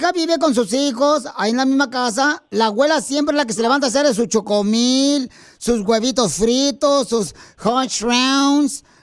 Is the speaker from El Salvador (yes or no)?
yes; El Salvador; now in United States; Porque aquí venimos del El Salvador a Estados Unidos